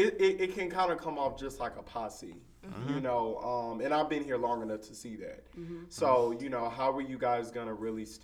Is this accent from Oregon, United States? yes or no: no; California, United States; moved away as an adult; I'm from California, the West Coast